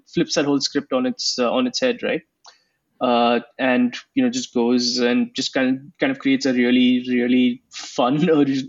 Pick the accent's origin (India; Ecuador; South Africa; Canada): India; moved away; growing up in India when I was a kid